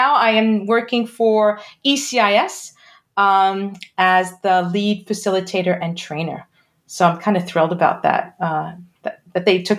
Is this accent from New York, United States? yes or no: yes; Brooklyn, New York, United States; I am from New York originally. I know you can't tell by the accent because I lost it. Originally a Brooklyn girl, and started teaching in New York public schools.